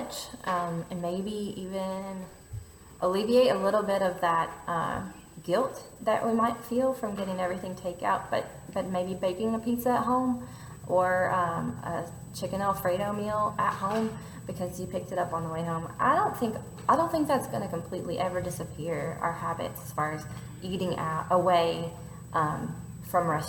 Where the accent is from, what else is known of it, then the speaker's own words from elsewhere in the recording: United States; also born or lived in Louisville; being an American living there